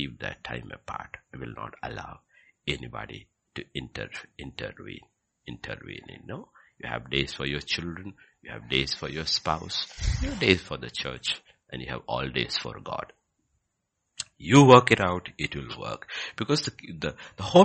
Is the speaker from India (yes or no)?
yes; Kerala, India; growing up in Kerala